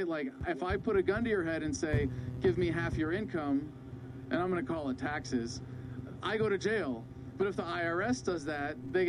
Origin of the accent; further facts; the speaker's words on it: Boise, Idaho, United States; I'm from Boise, Idaho